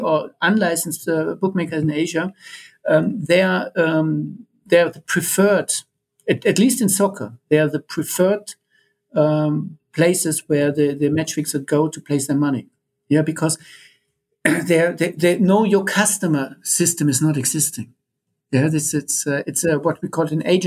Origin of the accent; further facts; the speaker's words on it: Germany; I'm coming from Germany